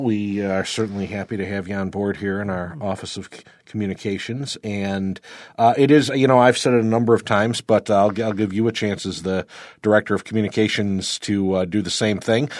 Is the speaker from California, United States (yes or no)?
no; Warsaw, New York, United States; I grew up in Warsaw, we were actually a little more Rochester-centric